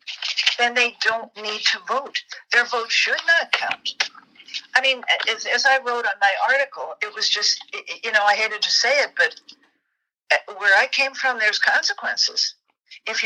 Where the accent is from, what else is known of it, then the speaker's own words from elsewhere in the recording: Tennessee, United States; My home state of Tennessee